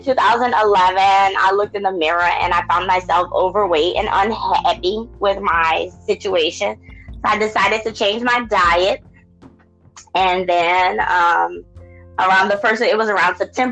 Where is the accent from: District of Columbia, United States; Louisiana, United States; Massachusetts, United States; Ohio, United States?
Louisiana, United States; New Orleans; I was born and raised in the neighborhood called Treme.